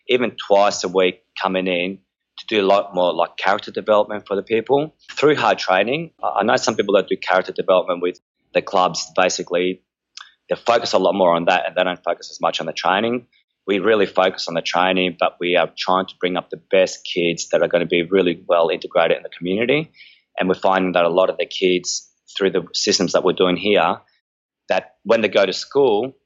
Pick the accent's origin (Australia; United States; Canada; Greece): Greece; Chalcis, Central Greece; moved away; my hometown of Halkida in Greece